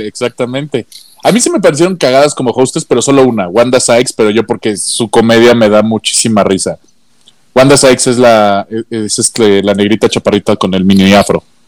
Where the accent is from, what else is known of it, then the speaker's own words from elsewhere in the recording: Mexico; como Mexa